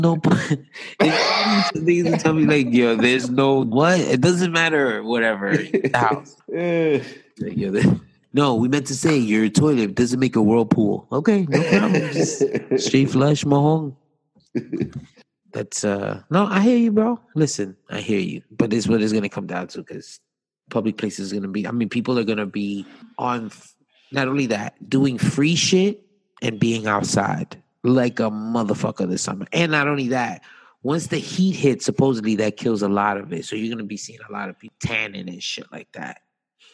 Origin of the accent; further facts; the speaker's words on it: New York, United States; we're from New York